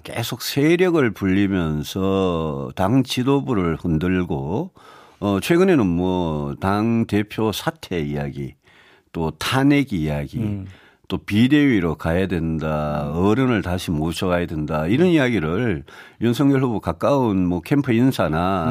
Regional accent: South Korea; 대구 경북 에서 태어나서 거기서 정치를 오래 한

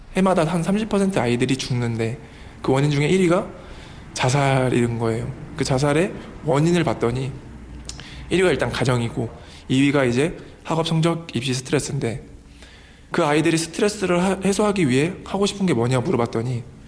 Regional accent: South Korea

